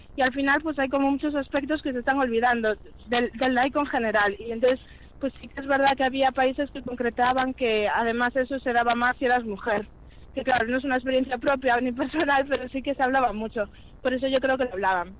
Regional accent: Vigo, Galicia, Spain; moved away as an adult; now in Santiago de Compostela, Spain; nací en Vigo. Llevo aquí en Santiago viviendo solo los últimos seis años

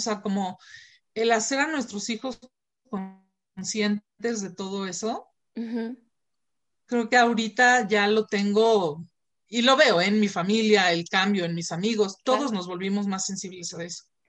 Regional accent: Mexico; aquí en México estamos

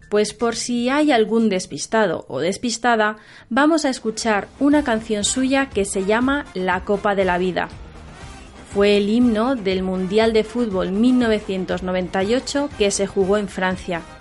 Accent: Tokyo, Japan; Spanish is a second language; moved away as an adult; now in Alcalá de Henares, Spain; soy de Tokio, centro de Japón.

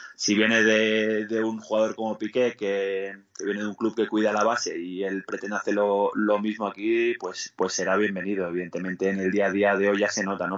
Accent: Andorra; moved away as an adult; also born or lived in Spain / Greece / Mexico / Italy; Yo salí de Andorra aquí con 19 años, había jugado en Andorra en, segunda división B y en tercera

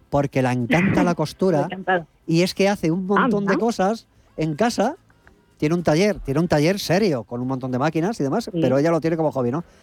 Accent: Barcelona, Catalonia, Spain; now in Jaén, Spain; de Barcelona pero estoy en Jaén

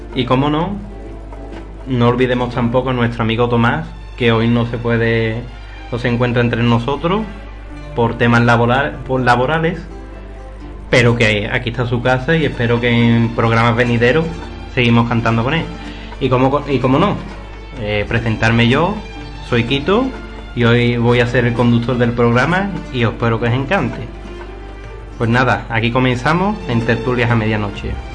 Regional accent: Dos Hermanas, Andalusia, Spain; soy nazareno, y dos hermanas, vamos, yo como mi pueblo

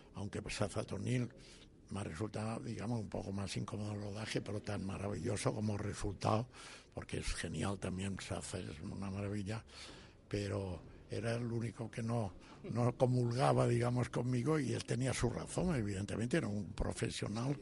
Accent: Valencia, Valencian Community, Spain; yo soy valenciano

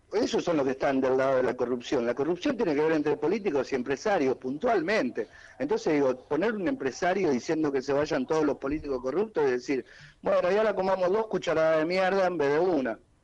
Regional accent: Uruguay; yo soy uruguayo

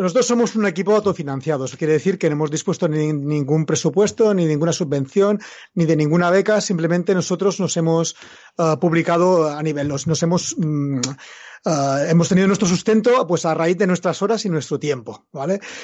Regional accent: Mallorca, Balearic Islands, Spain; yo soy mallorquín, vivo en Mallorca

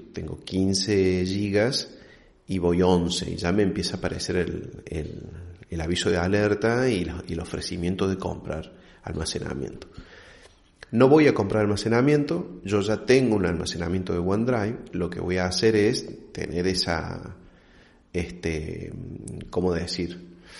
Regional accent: Argentina; como buen argentino

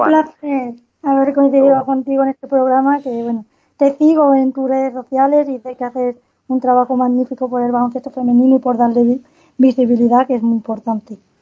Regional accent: Cádiz, Andalusia, Spain; now in Germany; yo soy de Cádiz, entonces aquí hay poco baloncesto profesional y ahora vivo en Alemania

